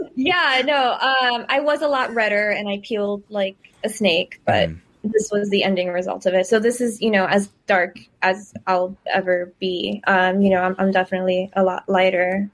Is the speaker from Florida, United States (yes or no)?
no; Eagle Pass, Texas, United States; moved away as an adult; I moved away from Eagle Pass, just because I grew up in an environment where everyone, you know, kind of looked like me.